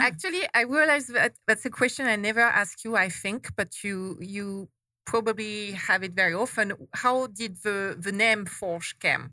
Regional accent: France; moved away as an adult; now in Arizona, United States; I'm not from Arizona originally. to everybody's surprise, I was born and raised in France.

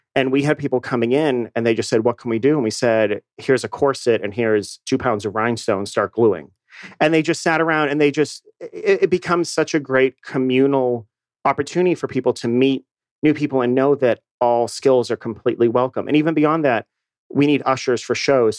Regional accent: Boston, Massachusetts, United States; moved away as an adult; also born or lived in New York / Chicago; now in Atlanta, United States; I grew up in Boston, so I'm from New England

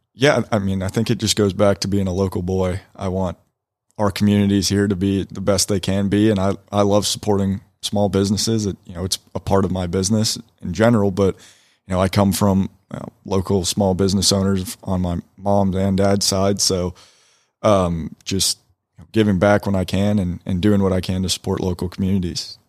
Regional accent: Woodstock, Georgia, United States; Born and raised in Woodstock, Georgia

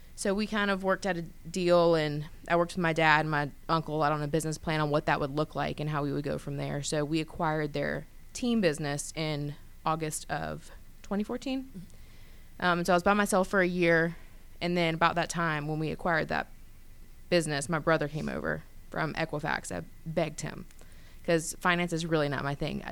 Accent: Grayson, Georgia, United States; moved away as an adult; now in Atlanta, United States; I was born and raised in Gwinnett County. Um, grew up in Grayson

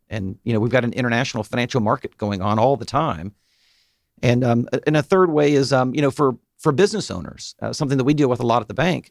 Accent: Chamblee, Georgia, United States; I am from, uh, here in Atlanta down in Chamblee

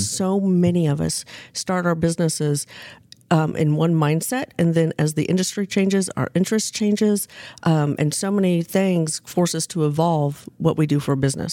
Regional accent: Wichita, Kansas, United States; now in Northwest Arkansas, United States; I grew up in Wichita, Kansas, and became a grown up in Northwest Arkansas

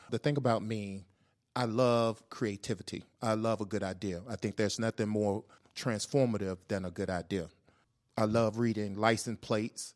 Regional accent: Atlanta, Georgia, United States; I'm from Atlanta, born and raised

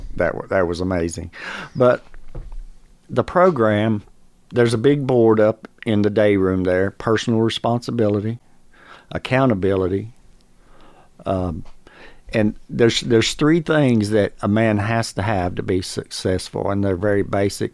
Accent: North Carolina, United States; moved away as an adult; now in Georgia, United States; I'm from North Carolina

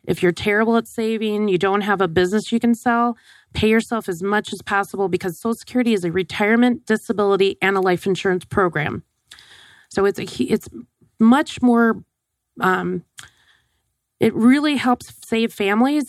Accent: Wisconsin, United States; growing up in Wisconsin

